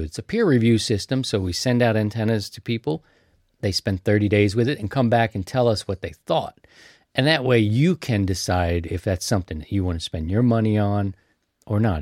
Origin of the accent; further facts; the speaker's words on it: Baltimore, Maryland, United States; I'm from Baltimore.